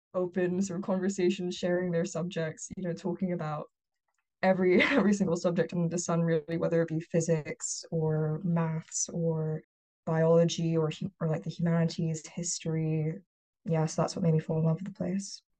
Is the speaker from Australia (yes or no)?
no; Hong Kong; moved away as an adult; also born or lived in United Kingdom; now in Boston, United States; I was born and raised in Hong Kong